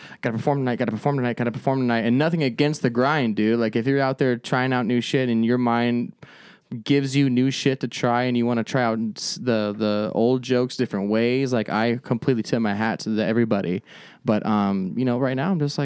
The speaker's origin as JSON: {"language": "English", "town": "Phoenix", "region": "Arizona", "country": "United States", "also_born_or_lived": "Avondale", "said": "I'm from Phoenix"}